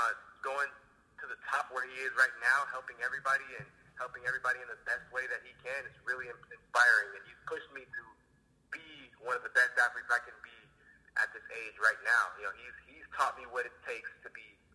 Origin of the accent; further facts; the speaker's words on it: Corona, California, United States; also born or lived in Los Angeles; So I've always been a Southern California kid. I grew up in Corona. I was born in L.A., moved out here when I was about 2 years old.